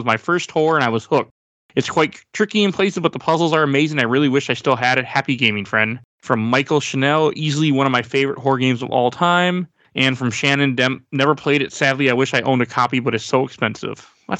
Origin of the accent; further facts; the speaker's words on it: Malaysia; English is a second language; I always bring my dictionary because I don't understand some English words because I'm Malaysian.